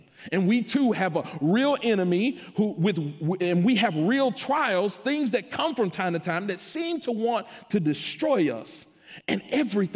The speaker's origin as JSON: {"language": "English", "town": "Memphis", "region": "Tennessee", "country": "United States", "tie": "born or raised there", "said": "I grew up in Memphis"}